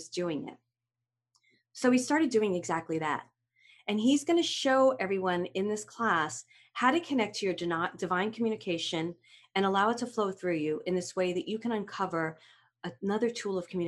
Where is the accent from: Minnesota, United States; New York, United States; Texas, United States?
New York, United States; New York City; accent: Brooklyn; my Brooklyn accent